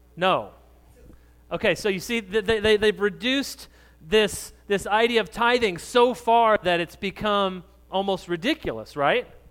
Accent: New Mexico, United States; moved away; I grew up in New Mexico

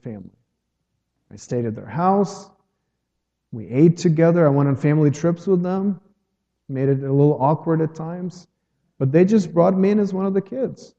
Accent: Ukraine; moved away as an adult; now in United States; I'm from Ukraine

